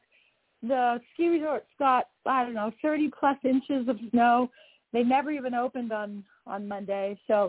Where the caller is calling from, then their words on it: just south of Salt Lake, Utah, United States; I am calling in from just south of Salt Lake in Utah.